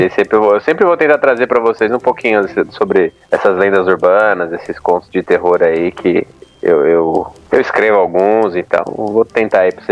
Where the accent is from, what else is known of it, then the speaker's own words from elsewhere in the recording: Caçapava, São Paulo, Brazil; Eu sou de Caçapava, no interior de São Paulo.